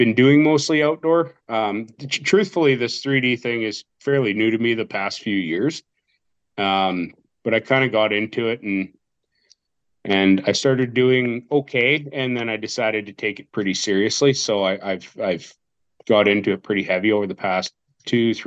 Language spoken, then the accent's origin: English; Southern Alberta, Canada; I'm a guy from Alberta, Southern Alberta